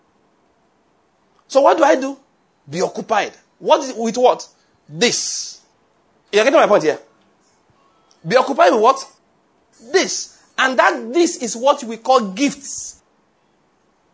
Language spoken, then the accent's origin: English; Nigeria; first language Yoruba; English is a second language; also born or lived in Liverpool; I can't pray in Yoruba language.